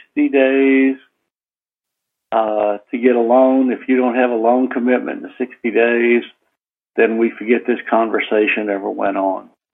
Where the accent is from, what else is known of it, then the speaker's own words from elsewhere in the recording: New Orleans, Louisiana, United States; moved away as an adult; also born or lived in Houston; Born and raised in New Orleans